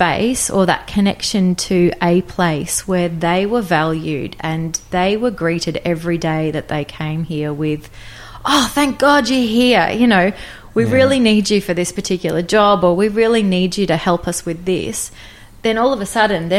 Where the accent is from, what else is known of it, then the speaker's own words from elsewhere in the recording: Sunshine Coast hinterland, Queensland, Australia; moved away as an adult; also born or lived in Brisbane, Queensland / central New South Wales / United Kingdom; I grew up predominantly on the Sunshine Coast, hinterland, Mullaney